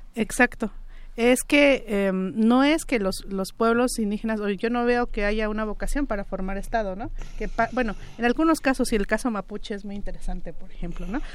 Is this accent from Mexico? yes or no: yes; Mixe region, Oaxaca, Mexico; en la propia región Mije, de, donde, de donde yo vengo